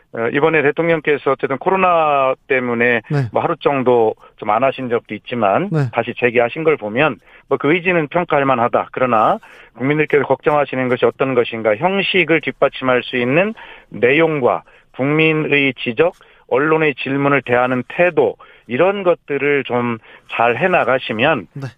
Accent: Gongju, South Chungcheong, South Korea; 제 고향 충남 공주에 와서

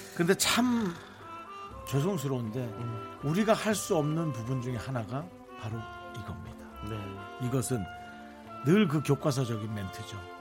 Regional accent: Gangneung, Gangwon, South Korea; moved away; 그리고 우리 때는 강릉이었거든요

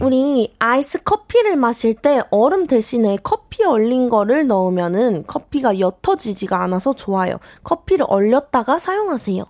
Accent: Daegu, South Korea; now in Seoul, South Korea; 저도 완전 토박이였으나 이제 서울 사람이라고 볼 수 있죠.

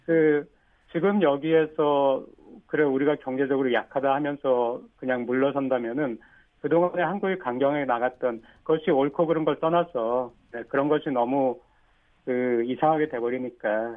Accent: South Korea; now in Japan; 제가 일본에 있는 한국 사람이기 때문에

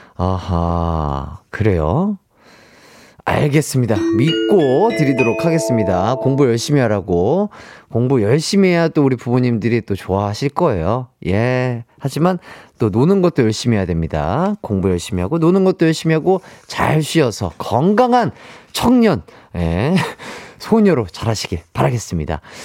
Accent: Gwangju, South Korea; now in Seoul, South Korea; 전라도 광주. 아, 저희 고향이죠

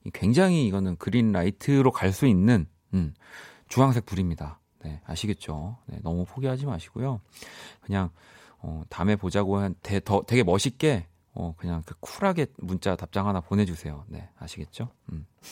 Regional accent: Busan, South Korea; moved away; 저는 물론 이제 고향은 부산이지만

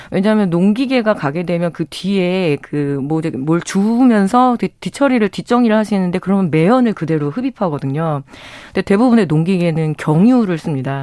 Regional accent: Chungju, North Chungcheong, South Korea; 저도 이제 충주 출신이니까

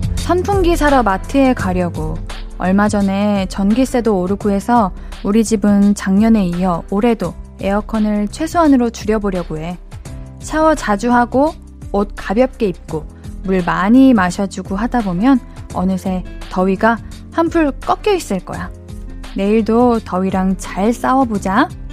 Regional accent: Gyeonggi Province, South Korea; 저는요, 경기도인데요.

